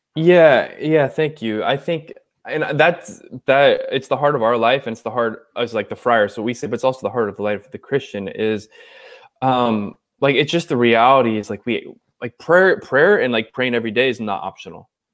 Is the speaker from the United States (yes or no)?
yes; Orange County, California, United States; so I'm from Southern California, so from from Orange County, California. Grew up uh, sort of like a I call like a country club kid